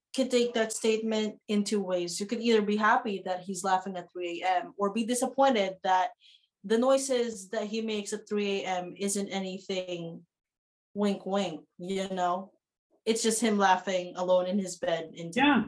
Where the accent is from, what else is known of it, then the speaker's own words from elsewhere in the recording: Philippines; now in New Zealand; I, as a Filipino